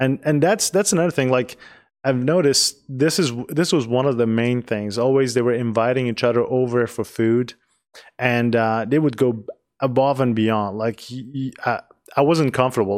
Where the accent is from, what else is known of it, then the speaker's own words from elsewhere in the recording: Tehran, Tehran Province, Iran; English is a second language; now in United States; I grew up in a big city in, in Tehran, which is the capital of Iran